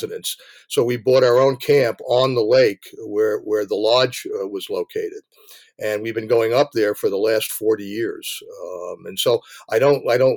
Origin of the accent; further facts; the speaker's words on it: New Jersey, United States; moved away as an adult; also born or lived in Bronx, New York; now in Maine, United States; they moved over the Hudson River into New Jersey, which is suburbia, and that's really where I grew up.